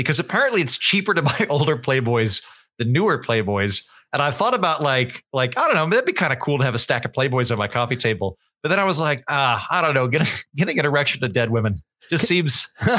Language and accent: English; Oklahoma, United States; Cause I grew up in Oklahoma, which is basically the town from Footloose.